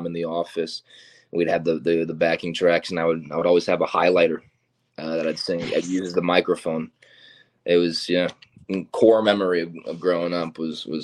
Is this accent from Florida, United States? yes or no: yes; Florida, United States; moved away; I'm originally from Florida